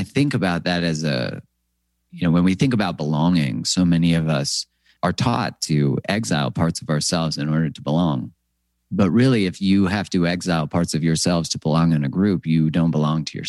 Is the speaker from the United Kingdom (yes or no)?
no; Canada; I'm from Canada